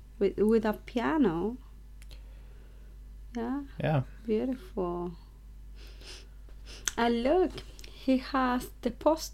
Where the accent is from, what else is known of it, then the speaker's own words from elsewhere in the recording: Chile; English is a second language; moved away; because you know I'm from Chile and South America